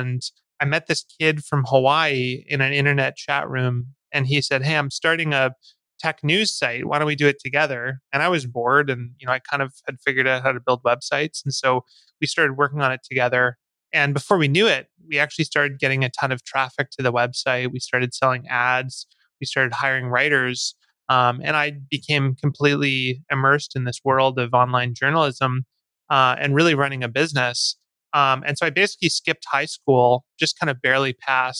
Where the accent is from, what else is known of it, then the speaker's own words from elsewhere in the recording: Vancouver, British Columbia, Canada; also born or lived in Victoria, Canada; So I grew up in Vancouver, Canada